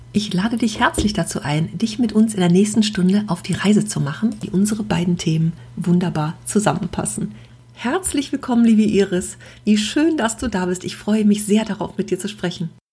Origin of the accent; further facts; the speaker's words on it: Düsseldorf, North Rhine-Westphalia, Germany; ich bin noch nie aus Europa raus, immer in Düsseldorf gewohnt